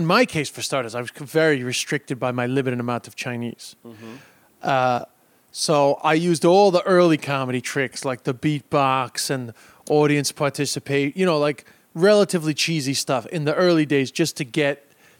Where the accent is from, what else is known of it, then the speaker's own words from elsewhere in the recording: London, United Kingdom; born there; also born or lived in Ireland; I was born in London